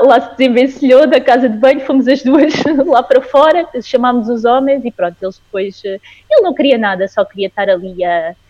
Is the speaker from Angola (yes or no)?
yes; Angola; now in Portugal; eu Sou angolana, apesar de estar a viver em Portugal, sou angolana